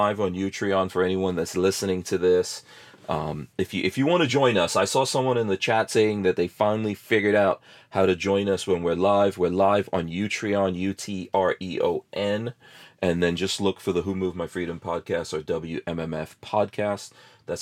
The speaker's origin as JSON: {"language": "English", "region": "New York", "country": "United States", "tie": "born or raised there", "also_born_or_lived": "Guyana", "moved": "yes", "said": "I remember growing up in New York and the snow and everything."}